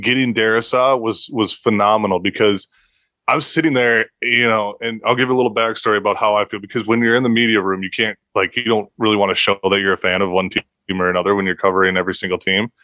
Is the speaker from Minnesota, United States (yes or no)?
yes; Minnesota, United States; I'm from Minnesota.